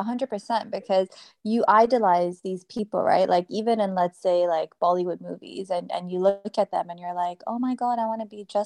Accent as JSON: {"language": "English", "region": "Dubai", "country": "United Arab Emirates", "tie": "born or raised there", "accent": "international", "said": "It's an international accent. It's not American. Because I grew up in Dubai"}